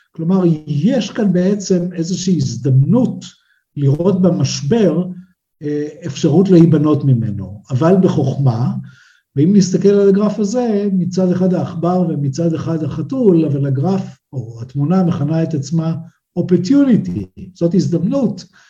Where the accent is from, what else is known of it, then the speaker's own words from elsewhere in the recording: Israel; בינינו כישראלים